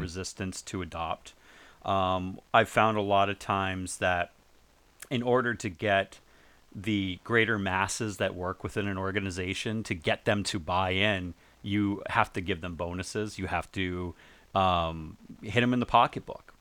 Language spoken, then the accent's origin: English; New England, United States; moved away; also born or lived in Northport, Long Island, New York / Maine; I lived in, I lived there, I grew up in New England